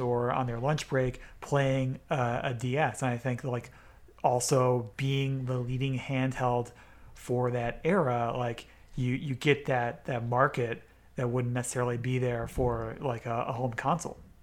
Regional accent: United States; I'm an American

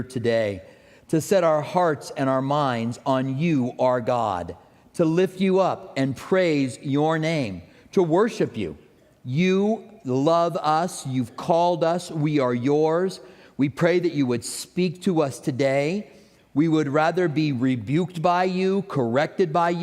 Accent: Albuquerque, New Mexico, United States; I grew up in Albuquerque.

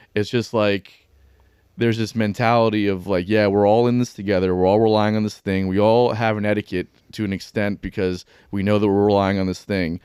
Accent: Pembroke Pines, Florida, United States; now in Jacksonville, United States; I'm from, uh, like, Broward, like, Pembroke Pines area.

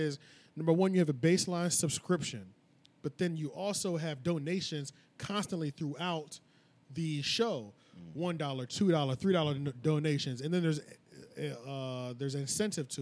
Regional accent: United States; I'm an American, I speak English.

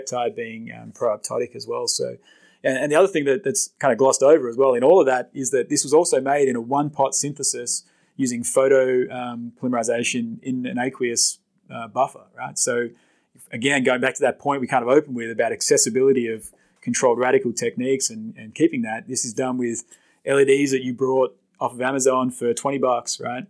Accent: Australia; moved away as an adult; now in United States; I'm another Australian in research, polymer research, say, in the US.

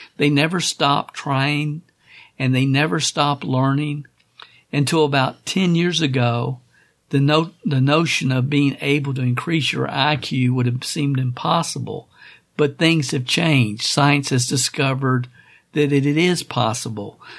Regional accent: Kentucky, United States; growing up in Kentucky

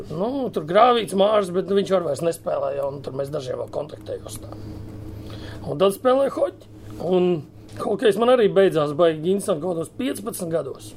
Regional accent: Riga, Latvia; Es no Rīgas visu mūžu esmu bijis rīznieks

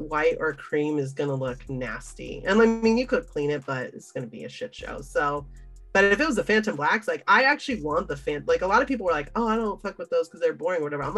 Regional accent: Las Vegas, Nevada, United States; moved away; also born or lived in California; I grew up in Las Vegas

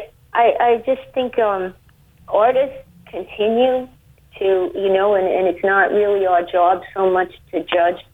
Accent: United States; for me as an American

